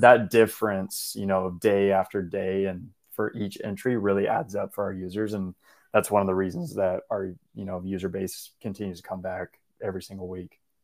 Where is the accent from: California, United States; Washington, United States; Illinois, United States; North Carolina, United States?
Washington, United States; now in Portland, United States; I grew up in Washington State